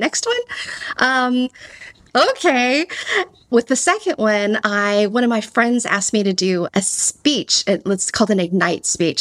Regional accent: Texas, United States; accent: Texan; my Texan accent

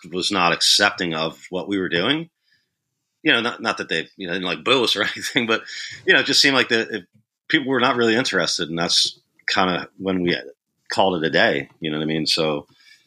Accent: Morristown, New Jersey, United States; I was born, I was raised in Morristown, New Jersey. It's like South Jersey

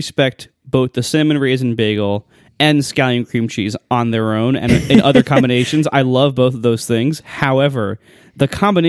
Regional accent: Ohio, United States; that's what I grew up on in Ohio.

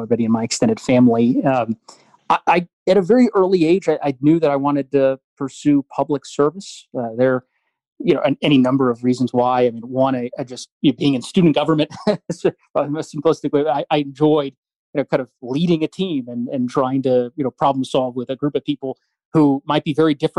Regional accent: Highlands Ranch, Colorado, United States; growing up in Colorado, and not just with respect to Highlands Ranch

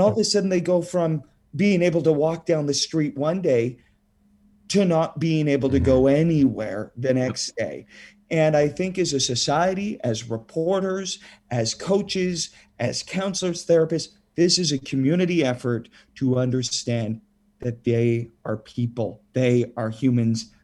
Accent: Saskatchewan, Canada; growing up in Saskatchewan, where, you know, long cold winter nights, we've got the curling rinks

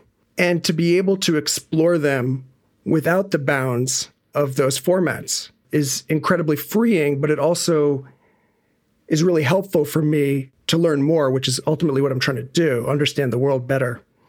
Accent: New York City, New York, United States; born there; Music was first for me. I was born in New York City. I was born in 76

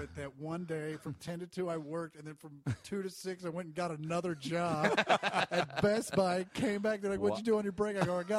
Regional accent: Shawnee, Kansas, United States; moved away; I grew up in Shawnee, okay. which is... north of there and not nearly as white trash. It is now. It's super Mexican-y now, but when I lived out there, it was not.

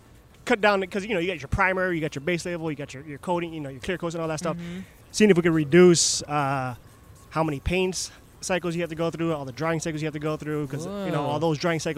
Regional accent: Florida, United States; Florida. Yeah. So I grew up.

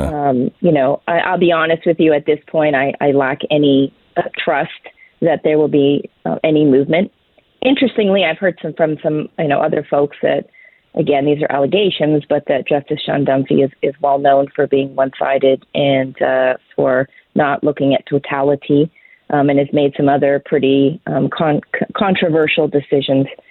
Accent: Canada

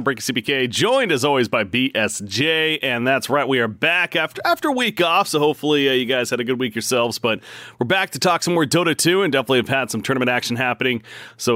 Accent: West Coast, United States; I'm from the West Coast myself as well.

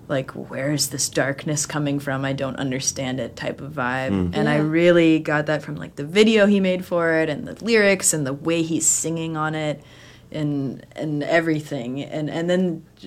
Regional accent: Bend, Oregon, United States; moved away as an adult; also born or lived in Eugene, Oregon; now in Portland, United States; I grew up in Bend

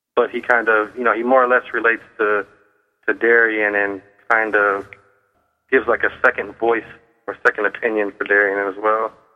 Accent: Cleveland, Ohio, United States; I grew up in Cleveland, and I love the town of Cleveland.

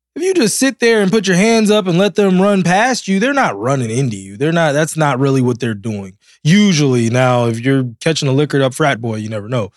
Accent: Silver Spring, Maryland, United States; I'm from Silver Spring.

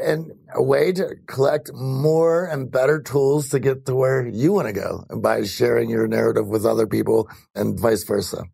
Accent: Greensburg, Pennsylvania, United States; I was born in Greensburg, Pennsylvania

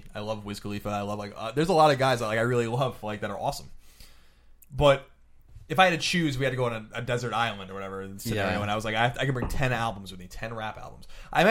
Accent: East Coast, United States; He's East Coast. Yeah. I mean, I'm from the East Coast.

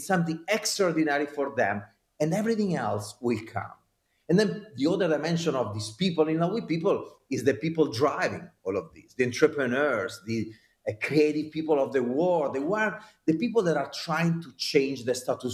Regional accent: Italy; accent: Italian; now in United States; I am an American citizen, but with my Italian accent, and I am an Italian citizen, but living in America

